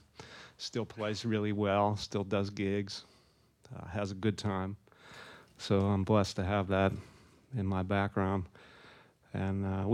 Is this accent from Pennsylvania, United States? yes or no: yes; Pittsburgh, Pennsylvania, United States; I grew up in Pennsylvania in the suburbs of Pittsburgh